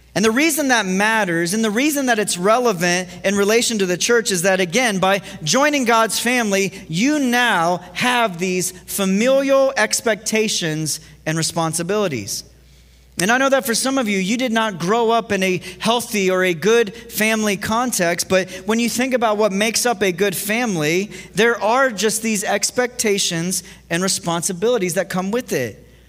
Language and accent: English; Ohio, United States; moved away; growing up in Ohio